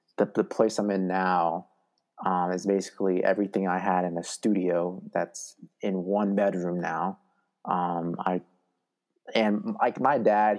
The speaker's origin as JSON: {"language": "English", "region": "Oregon", "country": "United States", "tie": "born or raised there", "also_born_or_lived": "Utah", "moved": "as an adult", "said": "growing up in Oregon, I think I moved houses like 12 times."}